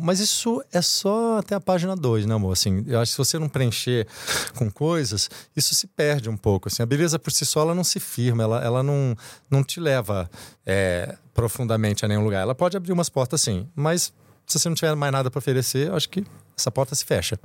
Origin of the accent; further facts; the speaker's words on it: Brazil; moved away; eu nasci, eu sou, sou caipira lá do interior